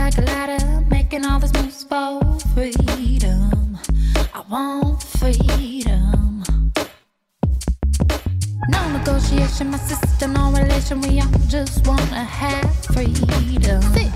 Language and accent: English; Indianapolis, Indiana, United States; moved away; also born or lived in Ann Arbor, Michigan; as a kid, I'm from Indianapolis